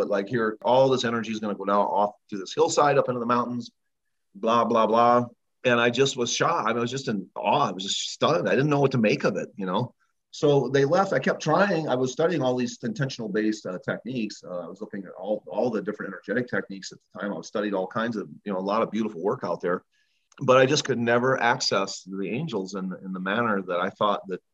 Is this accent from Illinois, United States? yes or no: yes; Illinois, United States; growing up in Illinois on a farm